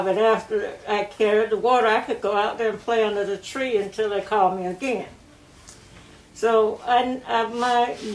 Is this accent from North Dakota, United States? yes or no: no; Bolton, North Carolina, United States; I was born July 1931 in Bolton, North Carolina